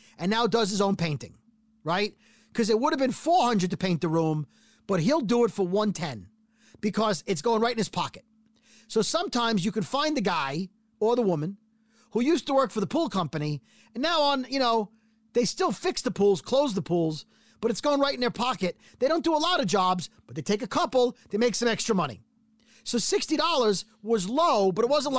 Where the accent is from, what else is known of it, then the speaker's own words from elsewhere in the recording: New York, United States; I'm from New York